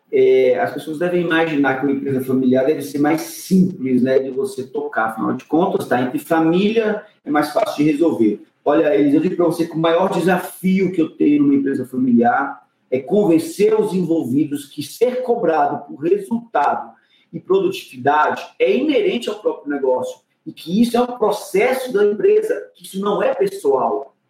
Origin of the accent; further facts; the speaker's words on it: Brasília, Federal District, Brazil; eu cresci na periferia de Brasília, na Ceilândia, lá para a década de 80.